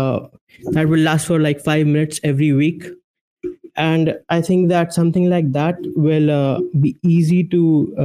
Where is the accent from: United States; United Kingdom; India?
India; I'm from India